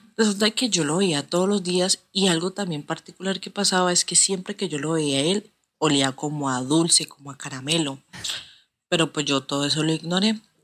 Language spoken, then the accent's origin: Spanish; Cali, Valle del Cauca, Colombia; soy de Colombia, de la ciudad de Cali.